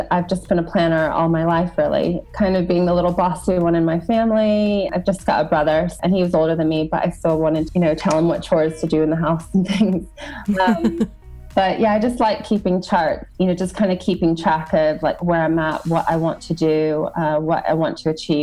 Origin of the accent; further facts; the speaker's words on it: United States; moved away as an adult; I am American and I, you know, grew up in the United States. I've been away for over 12 years now